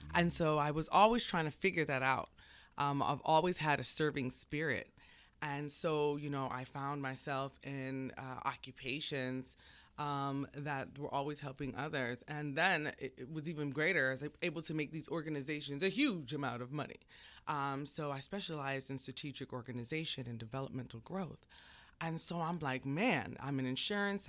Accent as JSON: {"language": "English", "country": "Jamaica", "moved": "yes", "lives_now": "United States", "said": "I'm Jamaican."}